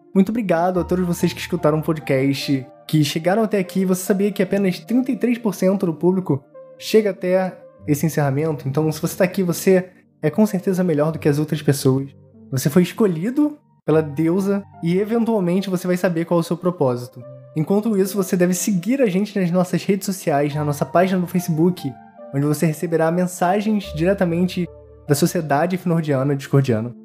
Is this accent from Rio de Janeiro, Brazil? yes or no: yes; Teresópolis, Rio de Janeiro, Brazil; A gente é de Teresópolis, né? Eu não nasci lá, mas eu vivi minha adolescência lá inteira. Eu fui pra lá com 11 anos.